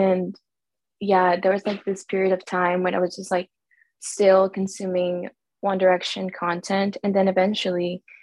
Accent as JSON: {"language": "English", "country": "El Salvador", "moved": "yes", "lives_now": "United States", "said": "I'm from El Salvador, but I live"}